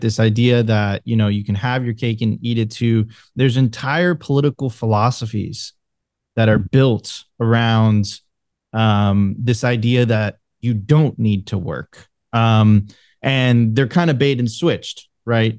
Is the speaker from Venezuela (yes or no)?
yes; Venezuela; moved away; I'm originally from Venezuela